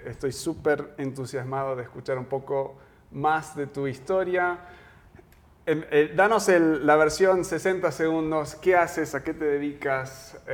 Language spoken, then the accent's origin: Spanish; Argentina; also born or lived in United States / Uruguay; soy, soy de Estados Unidos, pero me crié en Argentina, luego Uruguay, y, es como viviendo en diferentes países.